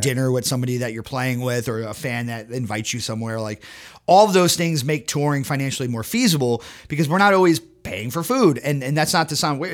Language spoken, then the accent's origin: English; Connecticut and Massachusetts, United States; I grew up in Connecticut and Massachusetts.